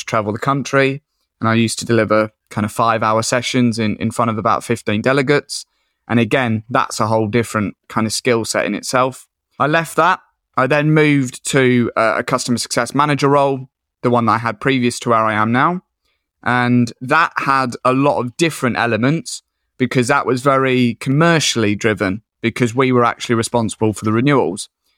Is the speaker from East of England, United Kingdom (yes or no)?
yes; Colchester, East of England, United Kingdom; now in Whitby, United Kingdom; So I'm from Colchester in Essex originally, but I moved up to Whitby in North Yorkshire, which is a little seaside fishing town.